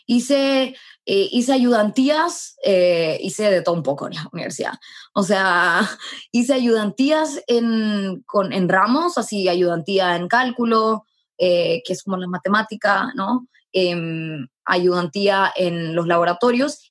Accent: Arica, Arica y Parinacota, Chile; moved away; also born or lived in Santiago; yo nací en Arica

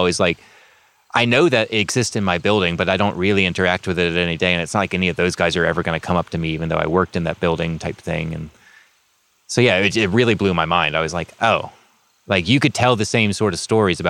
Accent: United States; also born or lived in New York; I'm like, Estados Unidos.

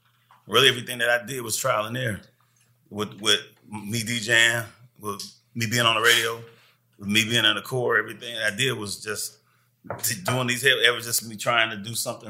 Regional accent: Milwaukee, Wisconsin, United States; also born or lived in Detroit, Michigan; I was born in Detroit, but I'm originally from Milwaukee. Mm-hmm. Milwaukee, Wisconsin, raised, school, streets, everything I did.

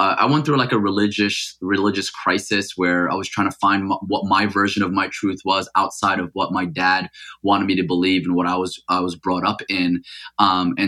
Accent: Paterson, New Jersey, United States; first language Arabic; English is a second language; also born or lived in Mecca, Saudi Arabia; I actually left Mecca when I was 5 years old to grow up in New Jersey

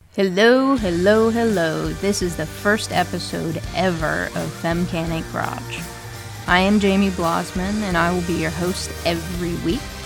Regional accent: Northeast Ohio, United States; now in Columbus, United States; I'm originally from Northeast Ohio, born and raised. I moved down to Columbus, Ohio, where I currently live and work

